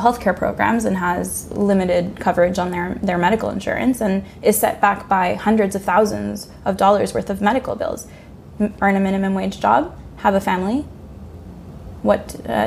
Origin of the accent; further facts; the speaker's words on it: Honduras; moved away; my home country, Honduras